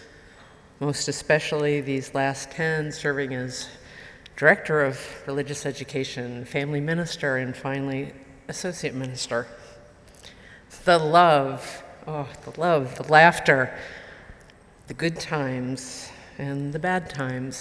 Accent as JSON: {"language": "English", "town": "Marlborough", "region": "Massachusetts", "country": "United States", "tie": "born or raised there"}